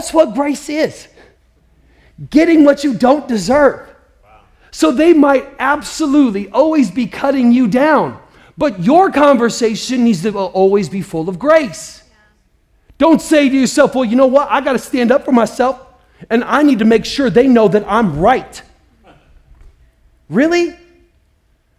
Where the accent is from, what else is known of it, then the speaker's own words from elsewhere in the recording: Midwest, United States; I grew up in the Midwest